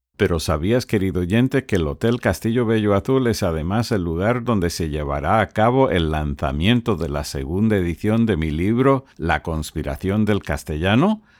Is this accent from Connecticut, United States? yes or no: yes; Connecticut, United States; first language English; Spanish is a second language; soy estadounidense y el primer idioma que hablé fue el inglés. Nací y me crié en el estado de Connecticut.